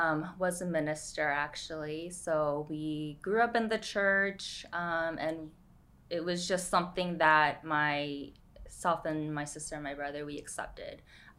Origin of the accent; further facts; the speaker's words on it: New York, United States; moved away as an adult; also born or lived in San Francisco / Boston; now in Chino Hills, United States; We grew up in New York.